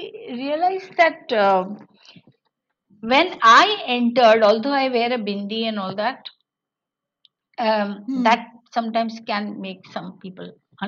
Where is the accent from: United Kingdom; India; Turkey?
India; Western India, but there is a little balance that we have maintained, you know. We can manage between being Indian and Jewish.